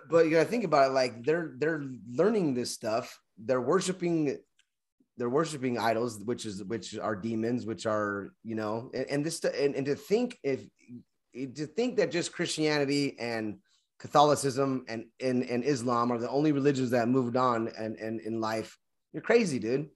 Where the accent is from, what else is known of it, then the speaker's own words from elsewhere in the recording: Kentucky, United States; I'm from Kentucky